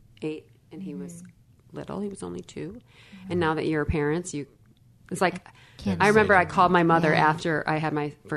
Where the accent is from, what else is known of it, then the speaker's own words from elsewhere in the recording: Illinois, United States; I grew up in Illinois, a small town, 1 hour or 60 miles west of Chicago. Blue collar family.